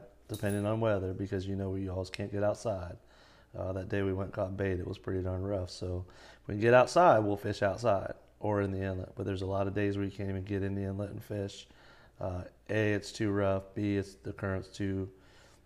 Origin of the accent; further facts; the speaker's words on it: Melbourne Beach, Florida, United States; now in Palm Bay, United States; I grew up in Melbourne Beach, born and raised over there. I live in Palm Bay now.